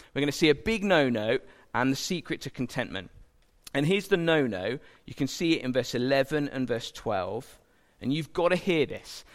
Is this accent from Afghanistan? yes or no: no; England, United Kingdom; as an Englishman